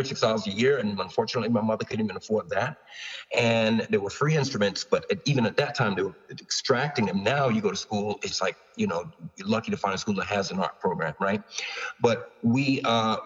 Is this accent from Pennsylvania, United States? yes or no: no; New York, United States; also born or lived in Long Island / Toronto; I was from New York